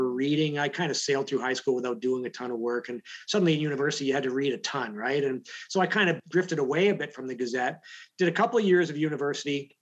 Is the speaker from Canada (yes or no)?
yes; London, Ontario, Canada; I grew up in London, Ontario